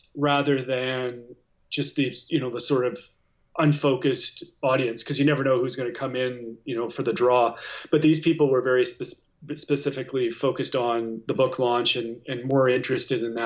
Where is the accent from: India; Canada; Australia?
Canada; Regina, Saskatchewan; I grew up in Regina in Saskatchewan